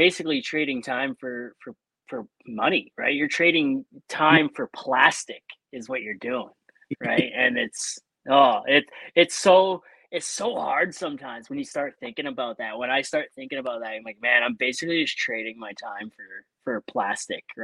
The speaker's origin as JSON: {"language": "English", "region": "Ontario", "country": "Canada", "said": "I'm from Ontario"}